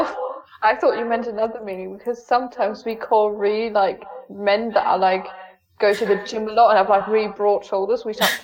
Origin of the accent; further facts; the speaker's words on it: Hanover, Lower Saxony, Germany; first language German; English is a second language; I'm from Hanover. I'm 22 years old.